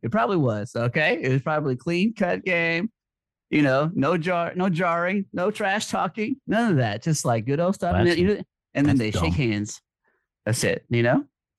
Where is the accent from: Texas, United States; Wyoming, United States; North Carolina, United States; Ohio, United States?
Texas, United States; As a Texan